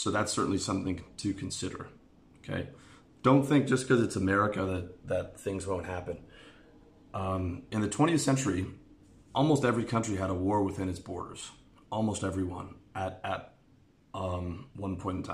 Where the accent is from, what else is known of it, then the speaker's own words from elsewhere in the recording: Canada; moved away; I'm from Canada